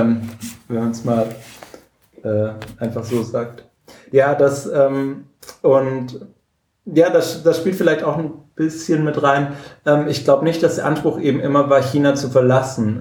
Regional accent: Swabia, Germany; als Schwabe

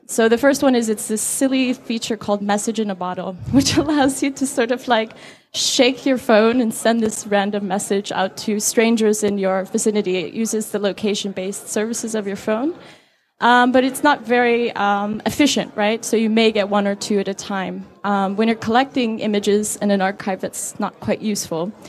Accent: Saudi Arabia; now in Beijing, China; I live in Beijing, China, and um, I'm American, but I grew up in Saudi Arabia, so I grew up in a very censored culture at a young age

